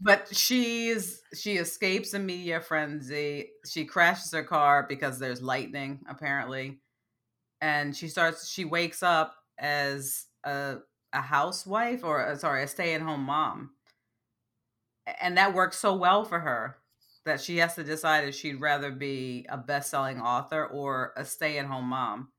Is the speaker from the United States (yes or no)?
yes; United States; also born or lived in Bronx, New York; as an American